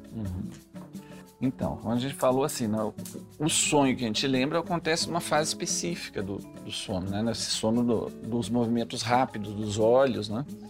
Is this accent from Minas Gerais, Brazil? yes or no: no; Rio Grande do Sul, Brazil; moved away; eu sou gaúcho, moro longe do Rio Grande do Sul